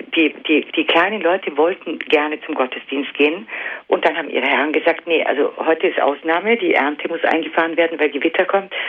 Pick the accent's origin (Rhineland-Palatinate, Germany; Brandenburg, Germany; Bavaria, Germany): Bavaria, Germany; Allgäu; ich komme ja auch aus dem Allgäu